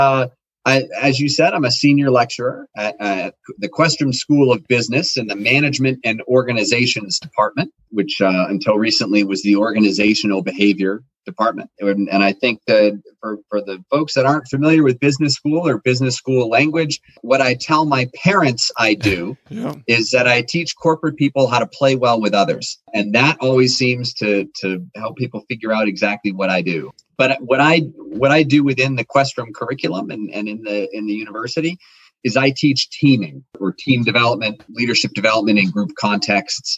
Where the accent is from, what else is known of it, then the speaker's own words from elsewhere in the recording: the Berkshires, Western Massachusetts, United States; I grew up in the Berkshires in Western Massachusetts at the base of Mount Greylock